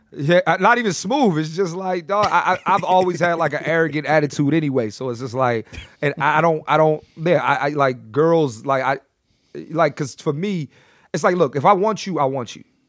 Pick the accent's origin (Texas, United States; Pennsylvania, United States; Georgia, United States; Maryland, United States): Pennsylvania, United States; Philadelphia; also born or lived in New York; I'm born and raised in Philly